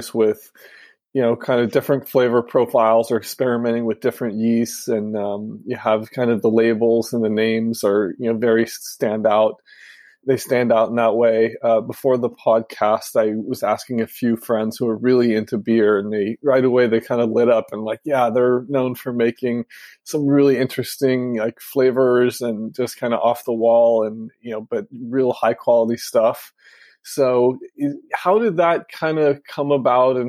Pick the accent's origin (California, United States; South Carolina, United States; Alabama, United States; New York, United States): California, United States; Los Angeles; now in Northern California, United States; I'm from Los Angeles